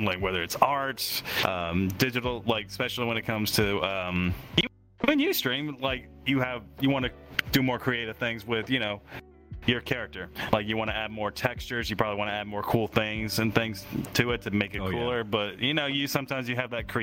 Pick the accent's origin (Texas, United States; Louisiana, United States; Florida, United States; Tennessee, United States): Tennessee, United States; my home state, which is Tennessee